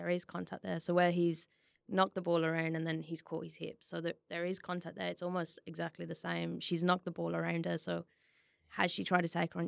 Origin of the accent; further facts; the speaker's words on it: West Bromwich, West Midlands, United Kingdom; now in Perth, Australia; I'm originally from, uh, West Brom